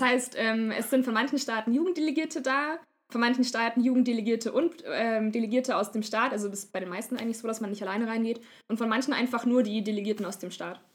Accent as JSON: {"language": "German", "region": "Upper Bavaria", "country": "Germany", "said": "da, wo ich herkomme, ist jetzt nicht Niederbayerisch, Niederbayern, im Oberbayern ist es ungefähr so"}